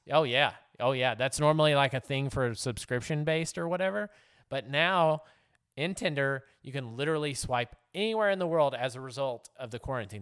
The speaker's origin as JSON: {"language": "English", "region": "Texas", "country": "United States", "tie": "born or raised there", "moved": "yes", "said": "my home state of Texas"}